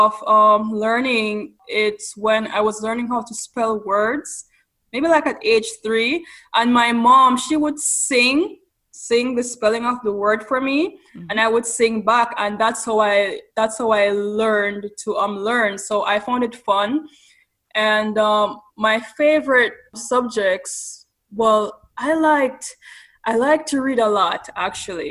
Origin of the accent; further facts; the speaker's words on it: Ocho Rios, Saint Ann, Jamaica; moved away as an adult; now in California, United States; I was born on the vibrant coastal town of Ocho Rios